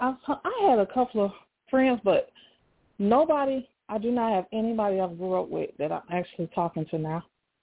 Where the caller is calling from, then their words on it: Montgomery, Alabama, United States; I'm calling from Montgomery, Alabama.